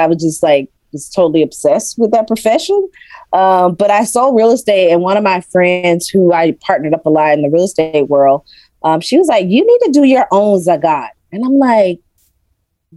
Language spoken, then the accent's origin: English; Athens, Georgia, United States; also born or lived in Atlanta, Georgia / New York; Born and raised in Athens, Georgia.